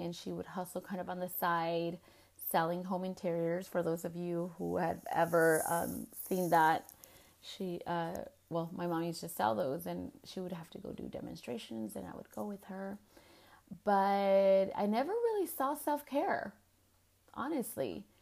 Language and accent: English; United States; as Chicanas, we have gone through a lot of stuff